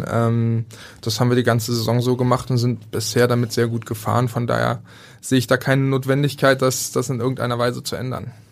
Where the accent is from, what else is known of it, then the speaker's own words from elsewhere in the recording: Berlin, Germany; Also für mich halt als, als Berliner, ähm, es fällt einem schwer